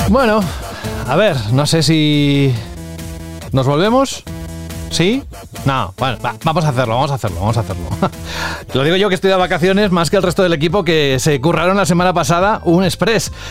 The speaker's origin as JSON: {"language": "Spanish", "country": "Spain", "said": "Mi tierra es la piel de toro"}